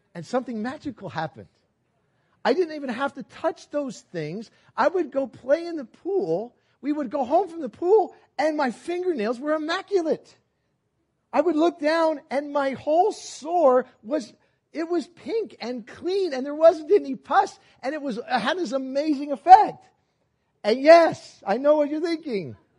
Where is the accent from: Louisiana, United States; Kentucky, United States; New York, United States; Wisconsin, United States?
New York, United States; New York City; I was born in New York City and we were, rode the subways. My parents lived in Manhat, or worked in Manhattan. We lived in Brooklyn. We rode the subways all the time.